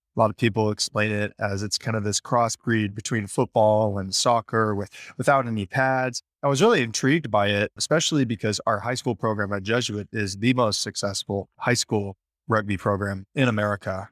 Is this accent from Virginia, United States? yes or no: no; Sacramento, California, United States; in Sacramento, where I'm from